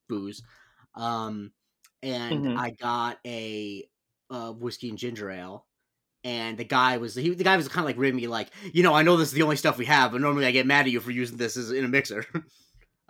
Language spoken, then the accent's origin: English; Florida, United States; moved away; I grew up in Florida, baby. Can't take the man out of Florida.